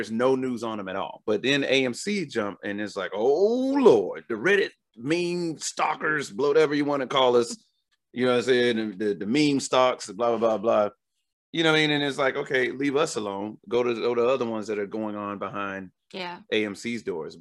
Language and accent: English; Chicago, Illinois, United States